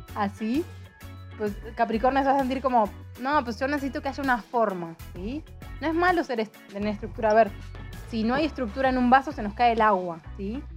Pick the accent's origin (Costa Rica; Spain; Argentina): Argentina; moved away as an adult; also born or lived in Mexico; soy de Argentina, tengo 30 años, vivo viajando, enamorada de México hace 3 años